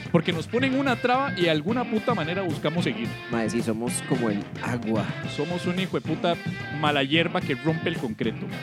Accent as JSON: {"language": "Spanish", "country": "Colombia", "said": "Somos chismosas colombianas"}